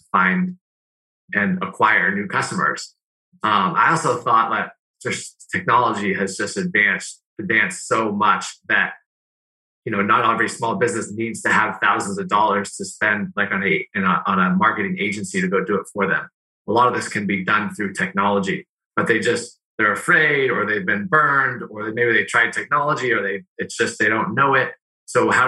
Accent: Northern California, United States; moved away as an adult; also born or lived in Arizona; I grew up in Northern California, Niners fan

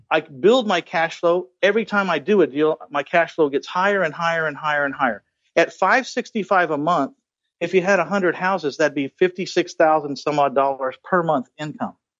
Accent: San Antonio, Texas, United States; my hometown of San Antonio, Texas

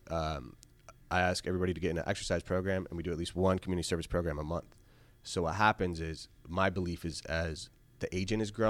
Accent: Syracuse, New York, United States; Again, I'm originally from Syracuse. My family kill me if I ever got rid of the 315.

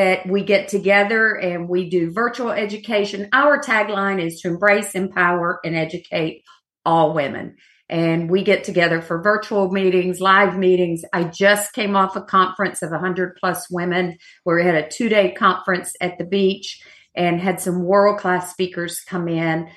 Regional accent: Georgia, United States; moved away; I'm from Georgia

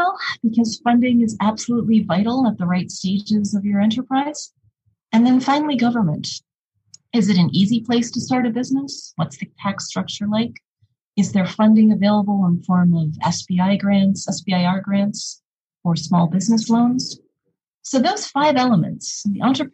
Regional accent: Detroit, Michigan, United States; now in Minnesota, United States; my experience growing up in the Detroit area

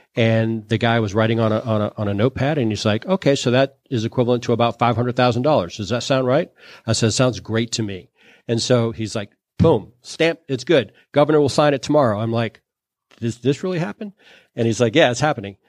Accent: New Orleans, Louisiana, United States; I'm from New Orleans

